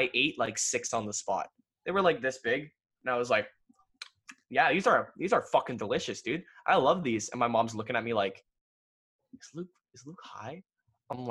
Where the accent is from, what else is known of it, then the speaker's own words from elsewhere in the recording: Ontario, Canada; I'm from Ontario.